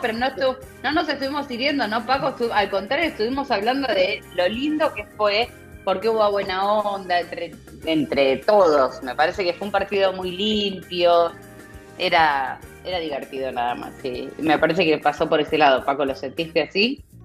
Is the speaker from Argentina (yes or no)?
yes; Argentina; somos argentinos